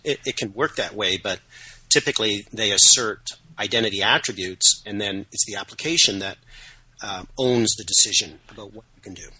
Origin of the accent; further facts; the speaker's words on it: Canada; I'm, I'm Canadian, uh, proudly so, if somewhat apologetically.